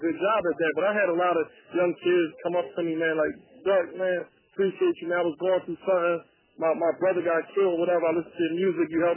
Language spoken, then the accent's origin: English; Philadelphia, Pennsylvania, United States; Growing up, you know, I come from Philly